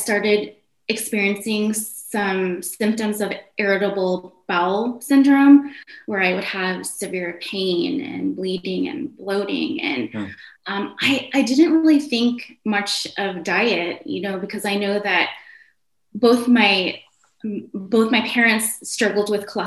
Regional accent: North Dakota, United States; also born or lived in Indonesia; now in California, United States; I ended up growing up in the Midwest, primarily in North Dakota. In the year 2000, my family and I moved to California, and we have been here ever since

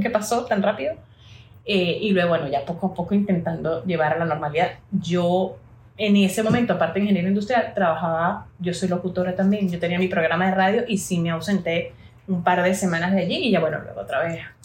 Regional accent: San Cristóbal, Táchira, Venezuela; yo estaba en ese momento en San Cristóbal, Táchira, Venezuela, de donde soy

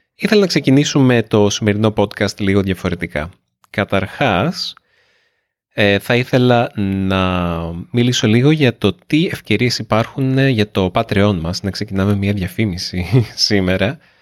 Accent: Nea Smyrni, Attica, Greece; also born or lived in Australia; εγώ είμαι από τη Νέα Σμύρνη. Εγώ γεννήθηκα στη Νέα Σμύρνη.

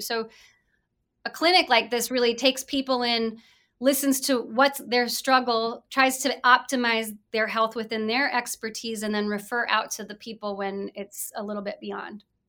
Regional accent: Mason City, Iowa, United States; I was born and raised in Mason City, Iowa

